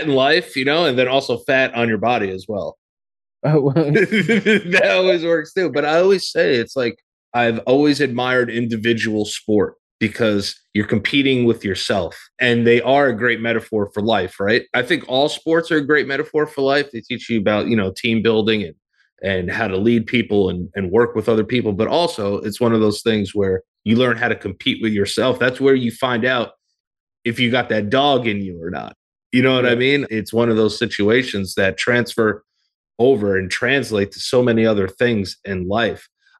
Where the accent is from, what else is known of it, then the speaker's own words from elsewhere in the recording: New York, United States; born there; I was born in America. I was born in New York.